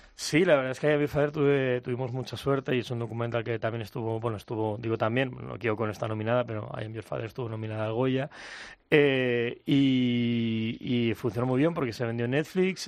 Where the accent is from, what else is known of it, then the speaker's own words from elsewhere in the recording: Mallorca, Balearic Islands, Spain; Yo soy de Mallorca